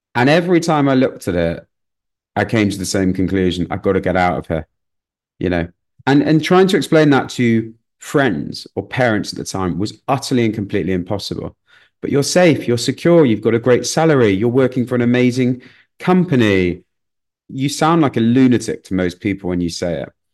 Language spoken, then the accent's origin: English; Manchester, North West England, United Kingdom; moved away as an adult; also born or lived in London; growing up in Manchester, it was slightly different to London.